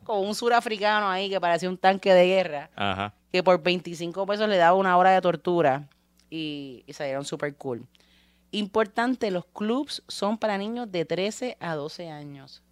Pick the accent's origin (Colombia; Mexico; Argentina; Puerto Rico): Puerto Rico; somos puertorriqueños y tenemos playa